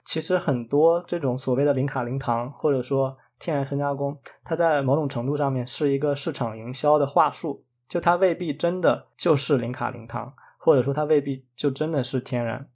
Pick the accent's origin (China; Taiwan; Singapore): China; moved away; 我们中国人